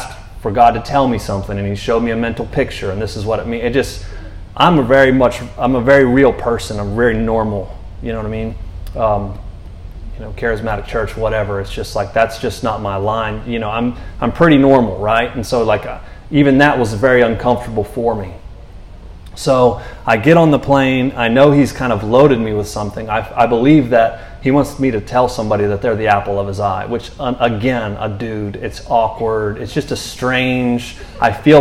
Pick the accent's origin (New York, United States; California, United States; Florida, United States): Florida, United States; Orlando; moved away; also born or lived in North Carolina / Texas; I'm from Florida